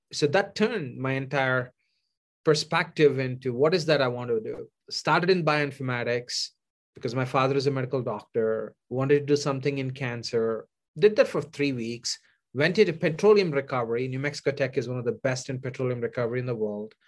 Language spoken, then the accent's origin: English; India; moved away as an adult; now in United States; any dreamer from India came to this country to pursue my advanced degree